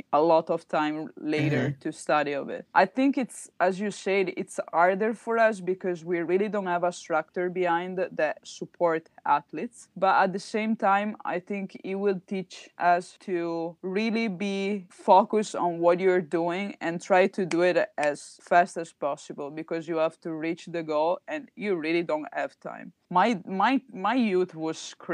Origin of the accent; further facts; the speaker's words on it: Treviso, Veneto, Italy; I'm from Treviso